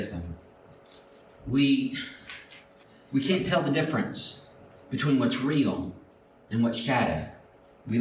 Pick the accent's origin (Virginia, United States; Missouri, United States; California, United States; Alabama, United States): Alabama, United States; Mobile; I grew up in Mobile